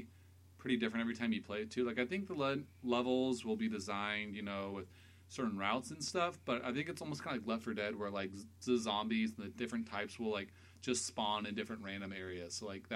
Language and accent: English; Pacific Northwest, United States; We're all from the Pacific Northwest.